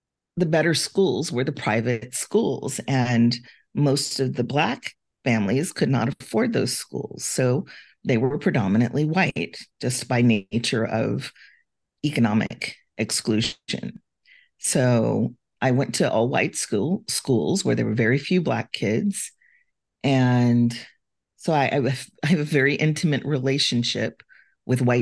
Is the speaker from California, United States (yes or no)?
yes; Compton, California, United States; I grew up in Compton, California